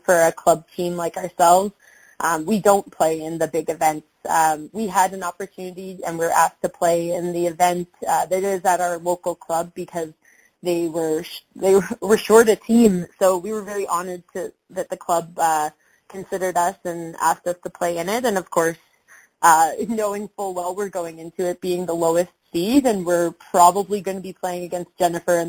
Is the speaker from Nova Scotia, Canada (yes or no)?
yes; Halifax, Nova Scotia, Canada; now in Calgary, Canada; I'm from Halifax originally